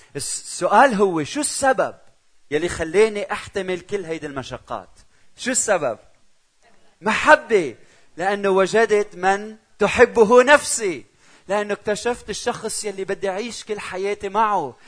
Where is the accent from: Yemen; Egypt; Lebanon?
Lebanon; also born or lived in Czech Republic; أنا من لبنان